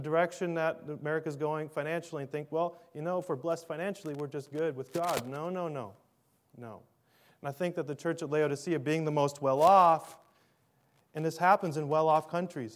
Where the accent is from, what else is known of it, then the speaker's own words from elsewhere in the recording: Minnesota, United States; I'm from Minnesota